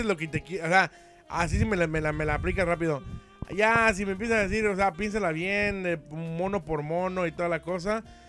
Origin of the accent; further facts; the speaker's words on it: Mexico; somos nosotros los mexicanos